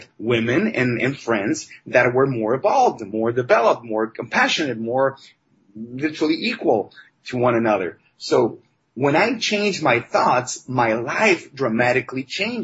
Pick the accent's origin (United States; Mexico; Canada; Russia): Mexico; I was raised in Mexico